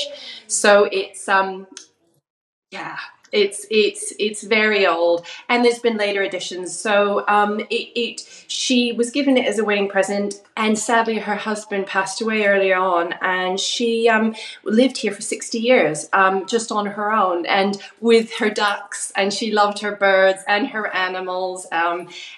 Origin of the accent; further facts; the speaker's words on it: Vancouver Island, British Columbia, Canada; moved away as an adult; also born or lived in London, United Kingdom; now in Rye, United Kingdom; I'm originally from Canada, from Vancouver Island, and I was born and raised there.